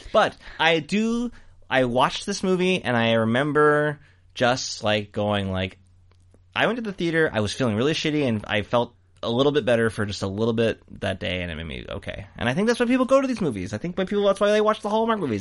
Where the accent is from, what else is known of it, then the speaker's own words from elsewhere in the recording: United States; I'm American